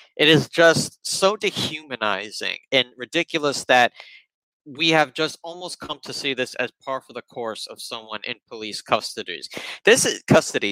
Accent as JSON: {"language": "English", "town": "New York City", "region": "New York", "country": "United States", "tie": "born or raised there", "said": "I grew up in Bronx public uh, middle school, elementary school"}